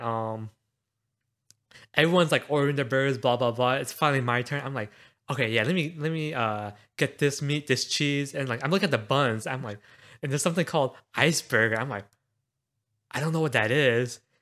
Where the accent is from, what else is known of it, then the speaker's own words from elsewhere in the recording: Houston, Texas, United States; growing up in Houston